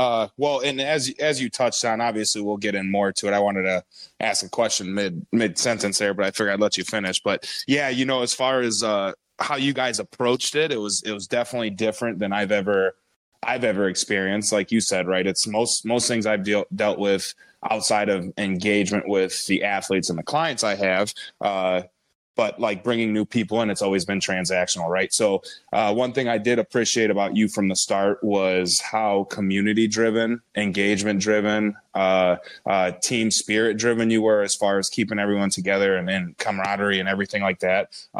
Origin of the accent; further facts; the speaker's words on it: DeKalb, Illinois, United States; born there; now in Sycamore, United States; I'm from the DeKalb, Illinois area as well. Sycamore is where we reside, right? But DeKalb is where I was born, raised all over the place.